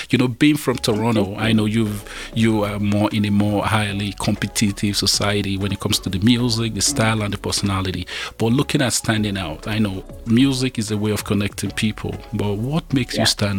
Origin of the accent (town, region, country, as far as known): Nigeria; accent: Nigerian